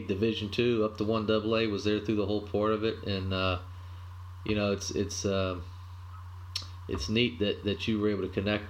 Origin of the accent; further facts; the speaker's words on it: South Carolina, United States; I'm from South Carolina, played at Clemson